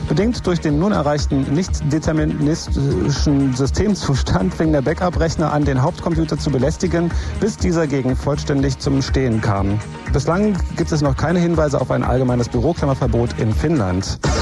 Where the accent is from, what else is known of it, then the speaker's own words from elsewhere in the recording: West Germany, Germany; bei uns im Westen